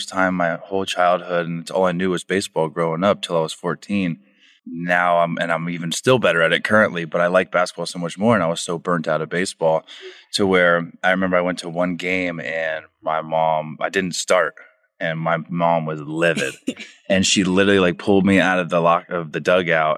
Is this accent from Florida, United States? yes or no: yes; Orlando, Florida, United States; I grew up in Orlando, Florida